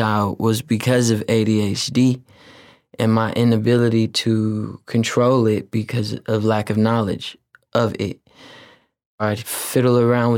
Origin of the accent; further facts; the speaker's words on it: Oakland, California, United States; being from West Oakland and being Filipino and Black